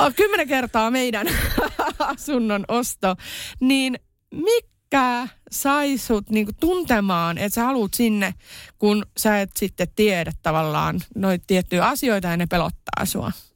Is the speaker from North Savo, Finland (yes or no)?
yes; Iisalmi, North Savo, Finland; moved away; mä oon Iisalmesta kotoisin